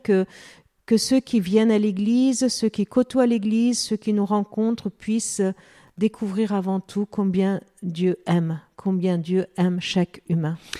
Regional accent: Lebanon; now in France; je suis d'origine arménienne, mm. je suis née au Liban

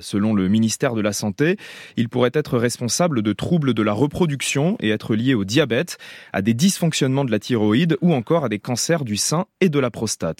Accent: France; chez nous en France

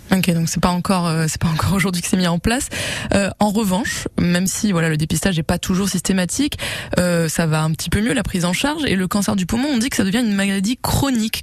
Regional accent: Nice, Provence-Alpes-Côte d'Azur, France; chez nous à Nice

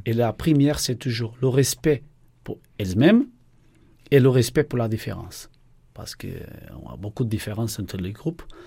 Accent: Portugal; accent: Portuguese; French is a second language; moved away as an adult; also born or lived in Norway / Germany; now in Nancy, France; Je suis portugais, ma femme est brésilienne

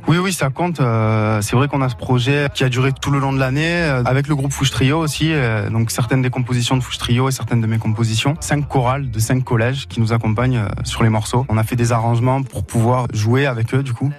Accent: Moustiers-Sainte-Marie, Provence-Alpes-Côte d'Azur, France; C'est là où j'ai grandi, c'est là où j'ai mes attaches

